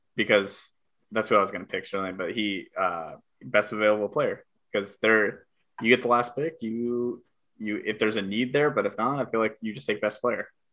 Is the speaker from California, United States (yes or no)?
yes; California, United States; accent: California; my California accent